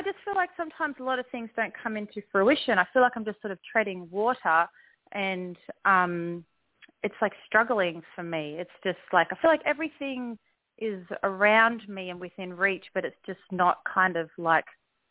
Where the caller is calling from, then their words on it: Australia; I'm calling from Australia.